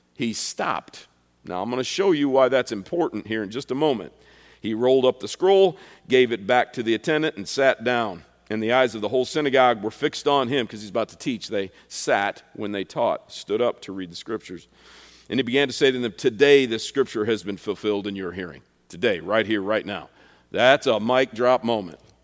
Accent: United States; I'm an American, and I'm a patriot

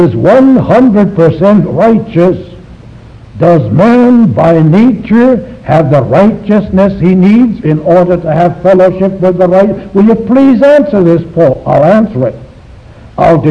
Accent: China; moved away; I was born in China

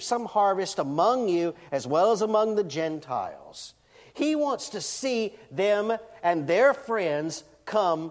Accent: Deep South, United States; I grew up in the Deep South in the late 60s, early 70s

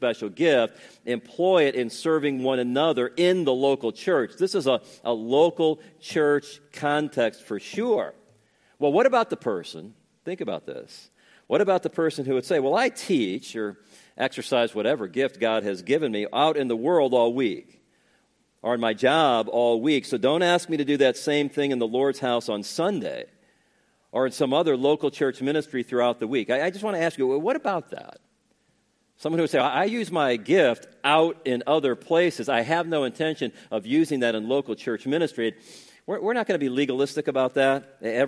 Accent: Northwest Indiana, United States; when I was growing up in Northwest Indiana

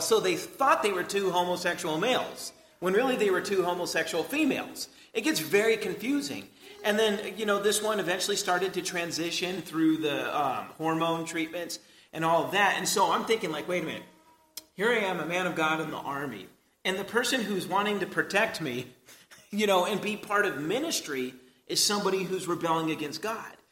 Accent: United States; us as American Christians

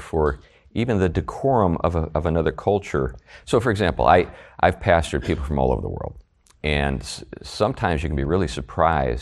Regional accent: United States; as an American

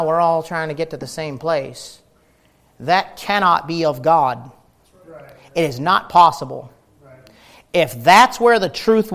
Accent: United States; us Americans

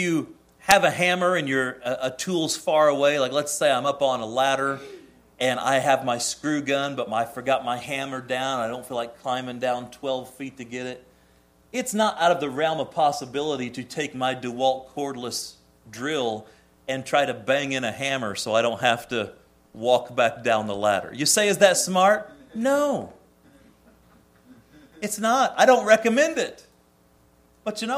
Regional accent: Indiana, United States; I grew up in Indiana

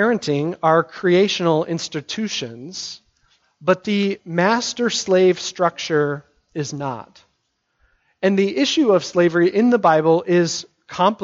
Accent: United States; as American Christians

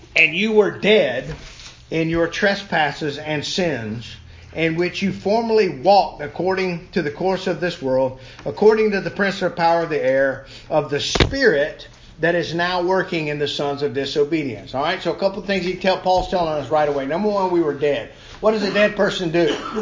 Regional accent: Savannah, Georgia, United States; my hometown of Savannah

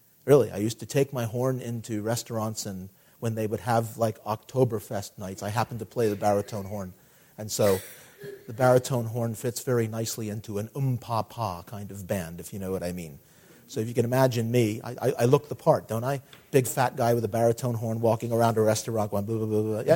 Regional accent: United States; growing up in America

